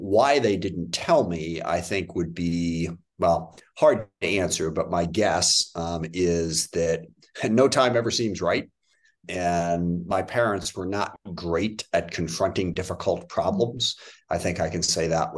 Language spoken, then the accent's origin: English; SeaTac, Washington, United States; I grew up in the SeaTac area south of Seattle.